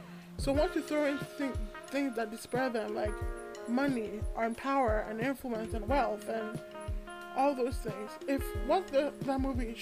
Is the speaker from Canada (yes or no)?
no; Nigeria